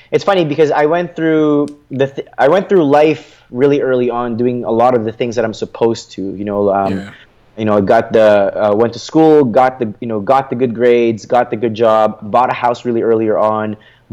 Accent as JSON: {"language": "English", "country": "Philippines", "second_language": "English", "moved": "yes", "lives_now": "Canada", "said": "my family and I immigrated from the Philippines to Canada."}